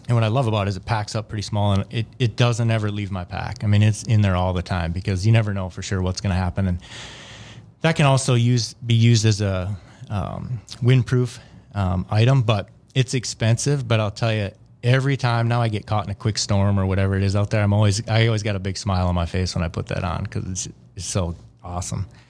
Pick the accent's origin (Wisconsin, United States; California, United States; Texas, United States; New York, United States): Wisconsin, United States; I grew up in a smaller town in Wisconsin.